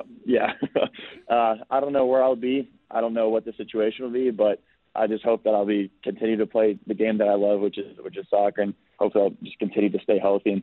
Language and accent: English; Chicago, Illinois, United States; now in Cincinnati, United States; I grew up in Chicago.